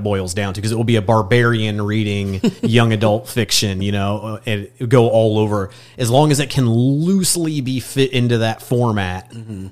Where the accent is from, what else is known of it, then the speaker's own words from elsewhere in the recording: Fairmount, Indiana, United States; also born or lived in Muncie, Indiana / New York; now in Indianapolis, United States; I'm from Grant County, which is just north of Muncie. Uh, I grew up like in the middle of nowhere, like in between cornfields, uh, next to Fairmount, Indiana